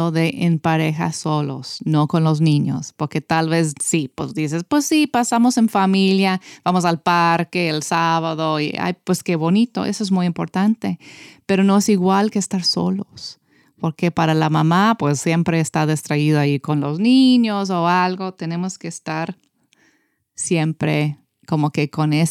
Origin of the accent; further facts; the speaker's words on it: United States; Yo puedo decir eso porque soy americana.